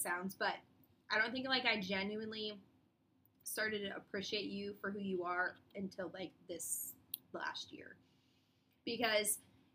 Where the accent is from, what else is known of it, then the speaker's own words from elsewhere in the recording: Iowa, United States; I'm from Iowa